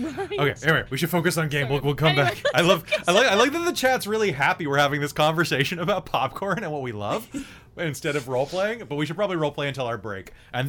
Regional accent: United States; I'm American.

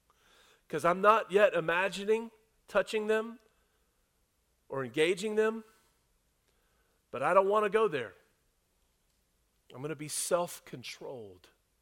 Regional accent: the South, United States; I was raised in the South, and I was raised by a thoughtful and intentional mom and dad and grandparents

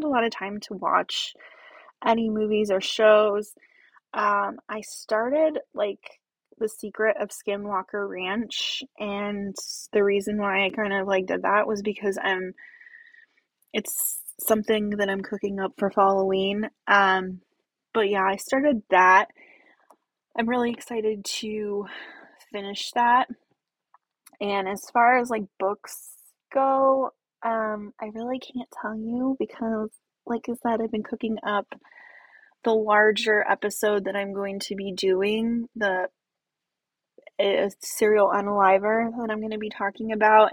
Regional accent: Indiana, United States; we're from Indiana

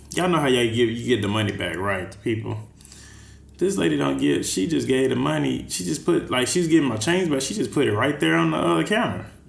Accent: Texas, United States; now in San Francisco, United States; I'm from Texas

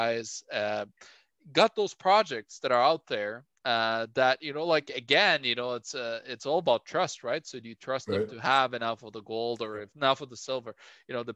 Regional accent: Norway; moved away; my home country Norway

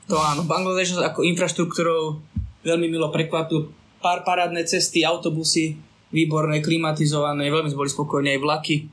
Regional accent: Slovakia; odkiaľ sme my, že zo Slovenska

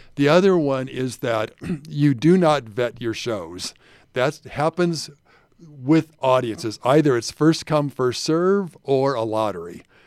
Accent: Hawaii, United States; moved away as an adult; also born or lived in North Carolina; now in Salt Lake City, United States; Nina and I are from Hawaii originally. That's our home.

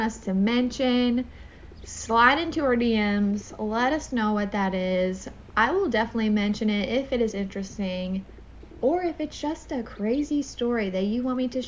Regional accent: Indiana, United States; accent: country; moved away as an adult; now in Jacksonville, United States; we are both from Indiana. We come from two different cities, but like she says, they are practically touching each other

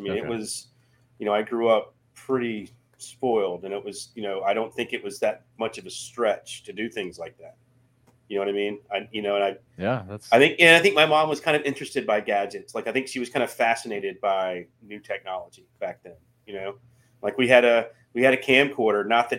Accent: Charlotte, North Carolina, United States; Well, here's the thing. Growing up in Charlotte.

